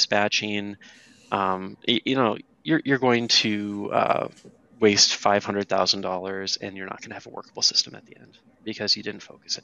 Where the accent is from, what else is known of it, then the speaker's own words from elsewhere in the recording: Minnesota, United States; I'm from the Minnesota area